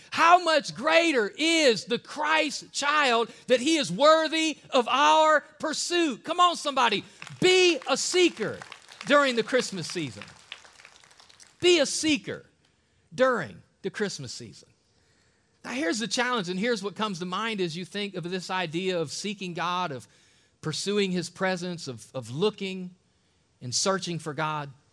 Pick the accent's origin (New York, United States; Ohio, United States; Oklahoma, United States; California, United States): Ohio, United States; an Ohio native man